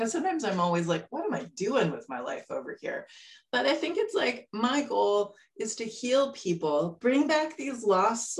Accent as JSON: {"language": "English", "town": "Winnipeg", "region": "Manitoba", "country": "Canada", "moved": "yes", "lives_now": "Victoria, Canada", "said": "I'm from Winnipeg, Manitoba"}